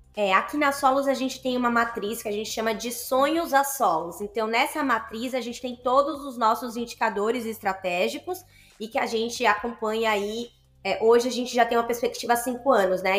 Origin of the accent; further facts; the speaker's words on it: Salvador, Bahia, Brazil; hoje eu me reconheço como uma mulher da Bahia, eu sou de Salvador